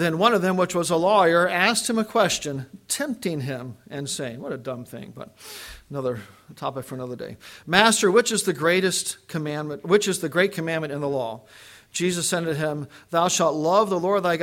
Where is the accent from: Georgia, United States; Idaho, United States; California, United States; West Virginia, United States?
West Virginia, United States; I grew up in West Virginia on what we call the hill.